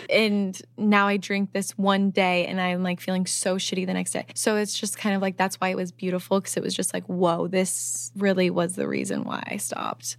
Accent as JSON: {"language": "English", "region": "Midwest", "country": "United States", "said": "I'm from the Midwest"}